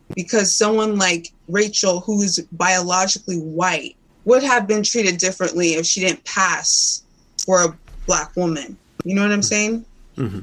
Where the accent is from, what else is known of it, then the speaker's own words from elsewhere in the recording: Indiana, United States; I grew up in Indiana, Clemson, Indiana.